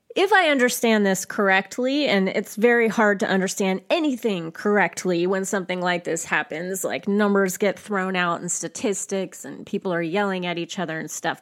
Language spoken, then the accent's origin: English; United States; as an American